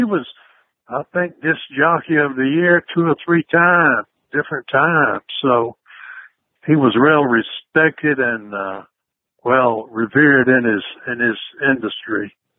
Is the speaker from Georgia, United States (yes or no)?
yes; Georgia, United States; Oh, well, I love Georgia. I grew up on a farm, and I love that, you know. I lived on a farm until I was a teenager, and we were sharecroppers, so we moved around a good bit, but we always lived on a farm.